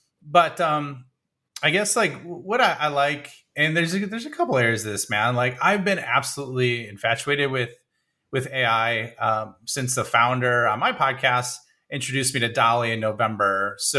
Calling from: Illinois, United States; Like right outside of Chicago, straight west of Chicago.

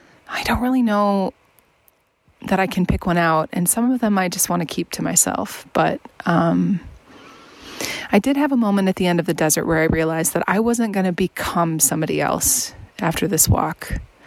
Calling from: Washington, United States; Hey there, it's …, and I'm checking in from the Mount Adams Wilderness. I'm, oh gosh, I don't know, 20 miles away from Trout Lake, something like that.

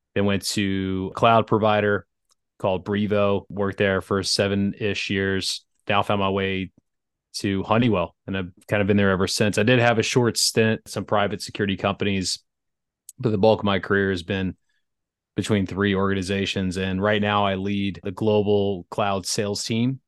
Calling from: Atlanta, Georgia, United States; I'm calling in from Atlanta, Georgia, in the U S

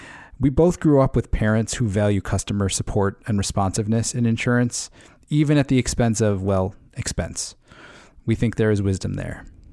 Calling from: Connecticut, United States

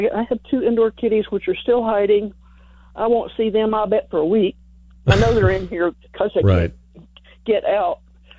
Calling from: Kingsbury, Texas, United States; I'm calling from Kingsbury, and we live on Appling Road.

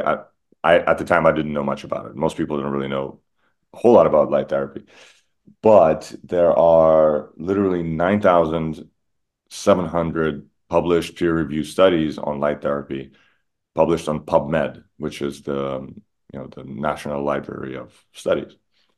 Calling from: Miami, Florida, United States; I am calling in from Miami.

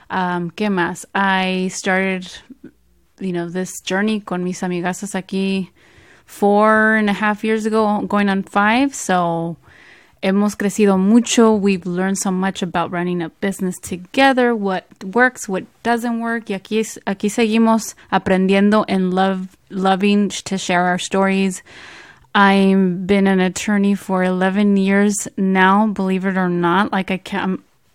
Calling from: San Francisco, California, United States; I am joining you from the Bay Area, from the city of San Francisco, to be exact.

